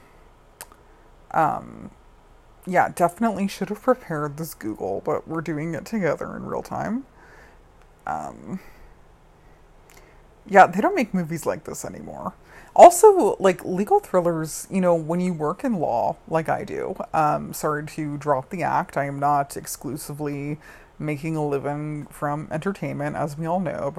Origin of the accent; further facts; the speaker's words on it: Colorado Springs, Colorado, United States; I grew up in Colorado Springs, Colorado